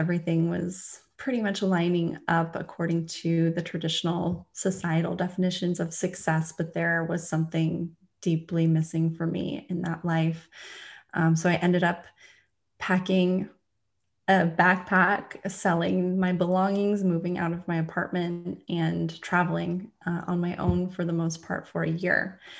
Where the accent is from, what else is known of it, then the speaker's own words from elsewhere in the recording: California, United States; also born or lived in London; now in Florida, United States; Currently I'm in Florida. Originally, I'm from California. I've lived all over the US and I've lived in Asia. I was living in London.